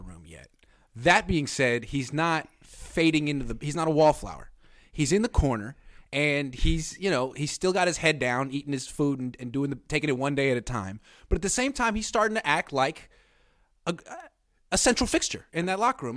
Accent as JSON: {"language": "English", "town": "Oakland", "region": "California", "country": "United States", "said": "I'm from Oakland."}